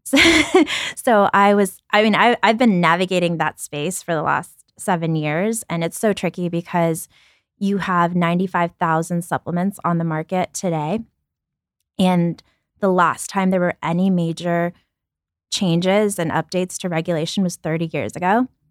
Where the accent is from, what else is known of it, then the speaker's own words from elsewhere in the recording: New York City, New York, United States; also born or lived in Ukraine; My family and I moved and we lived in a welfare hotel in Brooklyn